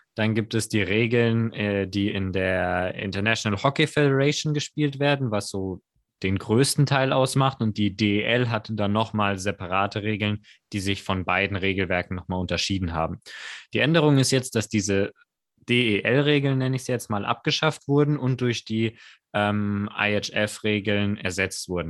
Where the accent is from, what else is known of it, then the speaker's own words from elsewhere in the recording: Mannheim, Baden-Württemberg, Germany; wir als Mannheimer